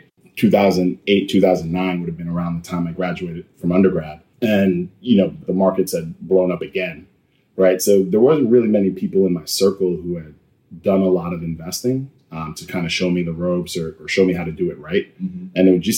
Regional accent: Mount Vernon, New York, United States; I was born in New York City, raised in Mount Vernon, New York, in Westchester

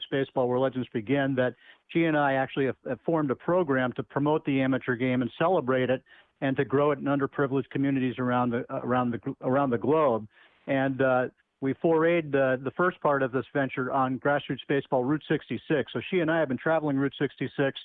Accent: New England, United States; I'm born and bred in New England

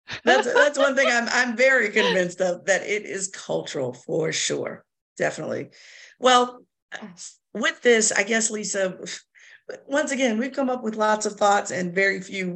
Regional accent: Virginia, United States; We both were born and raised in Virginia, educated in Virginia, all Virginia schools.

